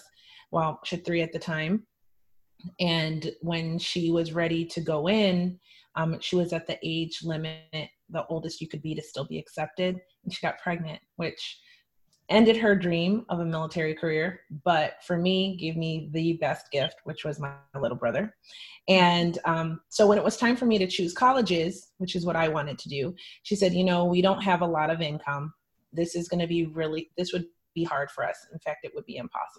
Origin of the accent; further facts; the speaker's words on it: Hershey, Pennsylvania, United States; also born or lived in Philadelphia, Pennsylvania; I was born in Philadelphia to a quite dysfunctional family. And I was the child of divorce. And my mother, she entered a new relationship with a man who was mentally ill while she was struggling with mental health issues. So that made my childhood really unbalanced until about fourth grade when I was accepted into the Milton Hershey School, which is a private school in central Pennsylvania.